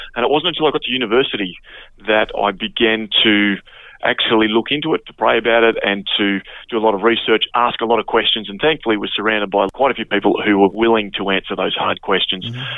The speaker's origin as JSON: {"language": "English", "area": "Flinders Island", "region": "Tasmania", "country": "Australia", "tie": "born or raised there", "moved": "yes", "lives_now": "Sydney, Australia", "said": "where I grew up on Flinders Island"}